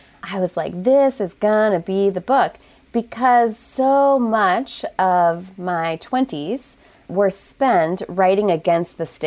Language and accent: English; American Midwest, small Chicago suburb, Illinois, United States; I grew up Catholic in the American Midwest on white bread and Jesus